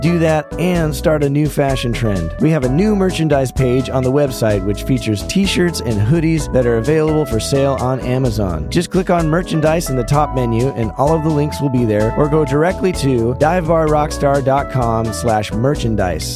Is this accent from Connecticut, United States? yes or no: no; Denver, Colorado, United States; moved away as an adult; now in Los Angeles, United States; my hometown of Denver.